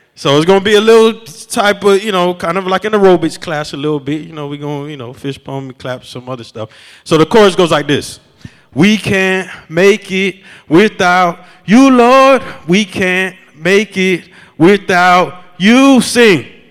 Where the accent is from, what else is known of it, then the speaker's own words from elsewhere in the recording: Miami, Florida, United States; now in Chicago, United States; I'm from Miami